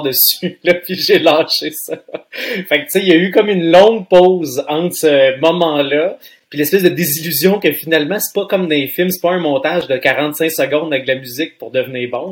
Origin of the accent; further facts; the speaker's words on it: Trois-Rivières, Quebec, Canada; j'étais un petit gars de Trois-Rivières